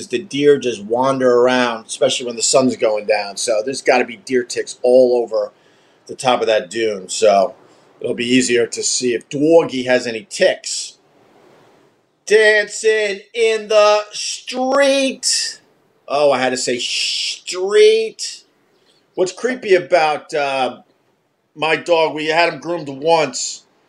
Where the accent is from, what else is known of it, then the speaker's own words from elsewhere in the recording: Centerport, New York, United States; We grew up in Centerport, Long Island, and we had a big house with a lot of woods